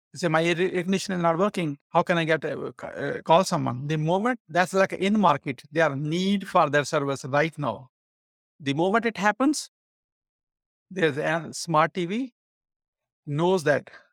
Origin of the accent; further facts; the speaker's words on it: Pakistan; now in United States; I'm an immigrant from Pakistan. In nineteen ninety-six, when I came